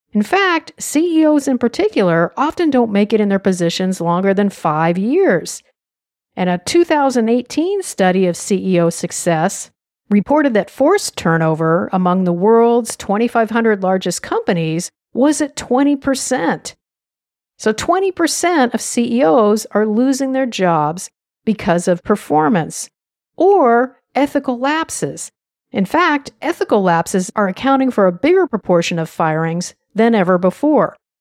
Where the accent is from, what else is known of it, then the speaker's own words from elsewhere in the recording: United States; I'm an American